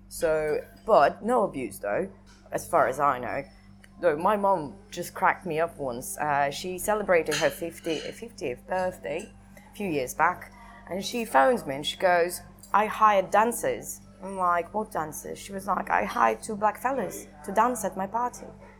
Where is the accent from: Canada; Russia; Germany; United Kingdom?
Russia; Siberia; My passport still says that I was born in USSR, so.